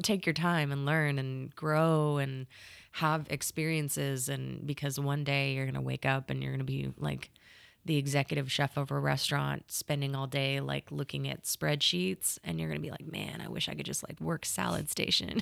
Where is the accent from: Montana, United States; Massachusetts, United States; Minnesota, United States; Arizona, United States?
Arizona, United States; California; moved away as an adult; now in Oklahoma, United States; I grew up in California, oh. and then I went to like middle school and high school in Arizona